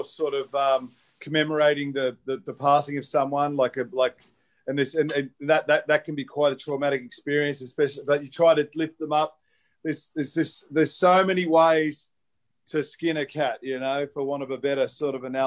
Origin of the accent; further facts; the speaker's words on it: Australia; also born or lived in Byron Bay, New South Wales; now in Northern Beaches, Australia; I'm Australian.